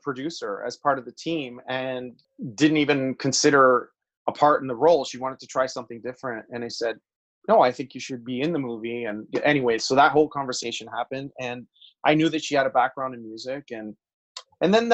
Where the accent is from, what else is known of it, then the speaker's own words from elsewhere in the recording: Toronto, Ontario, Canada; growing up in Toronto